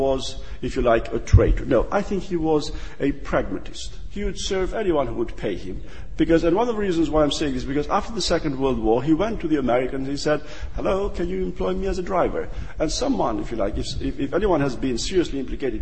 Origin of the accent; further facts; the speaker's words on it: Albania; now in United Kingdom; I am from Albania